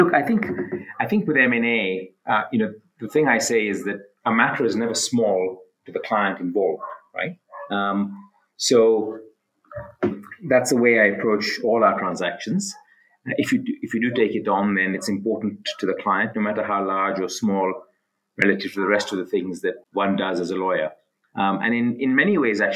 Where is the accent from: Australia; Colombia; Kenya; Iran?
Kenya; Mombasa, Mombasa County; also born or lived in United Kingdom / London; I'm Kenyan, of South Asian descent. My family moved to Kenya about 125 years ago from India on my father's side and from Pakistan on my mother's side. My father was also a lawyer. I was brought up in Mombasa, which is a coastal city